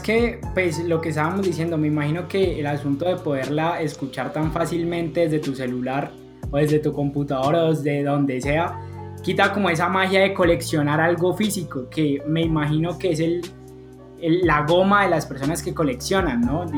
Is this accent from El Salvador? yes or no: no; Cali, Valle del Cauca, Colombia; Yo, por ejemplo, soy caleño